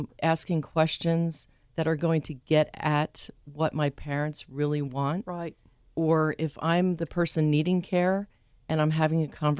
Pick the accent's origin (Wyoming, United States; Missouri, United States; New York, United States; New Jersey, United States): New Jersey, United States; And it has a connection to where I'm from New Jersey.